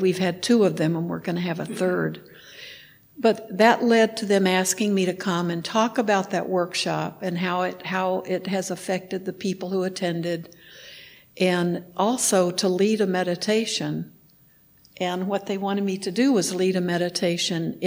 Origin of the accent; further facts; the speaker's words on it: Texas, United States; moved away; I grew up in Texas